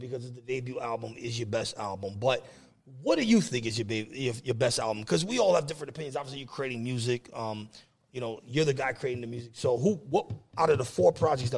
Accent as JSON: {"language": "English", "region": "East Coast", "country": "United States", "said": "I'm from the East Coast"}